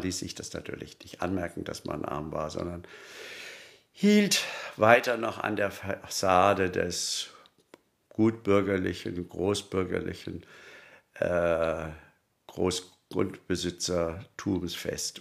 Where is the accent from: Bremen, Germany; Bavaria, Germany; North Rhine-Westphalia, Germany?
Bavaria, Germany; Munich; als Münchner